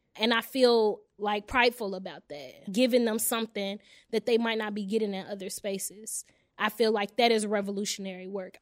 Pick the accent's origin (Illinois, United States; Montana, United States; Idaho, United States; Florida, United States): Illinois, United States; Chicago; I'm actually from Englewood, 67th and Peoria.